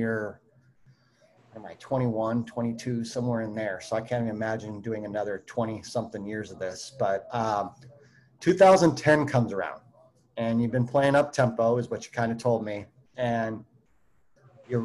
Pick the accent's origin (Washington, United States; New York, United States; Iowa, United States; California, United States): California, United States; La Verne; I grew up in Laverne